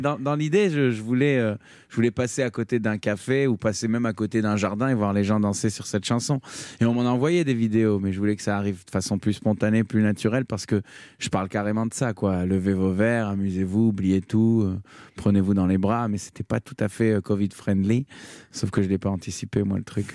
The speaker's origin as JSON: {"language": "French", "town": "Tel Aviv", "region": "Tel Aviv District", "country": "Israel", "tie": "born or raised there", "said": "j'ai grandi à Tel Aviv"}